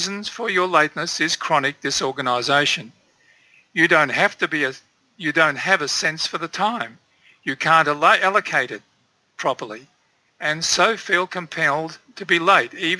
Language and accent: English; Turkmenistan; I was born in Central Asia, in Turkmenistan